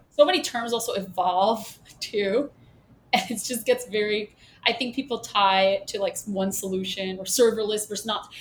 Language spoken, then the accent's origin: English; New York, United States; accent: New York; I swallow my vowels because I'm from Brooklyn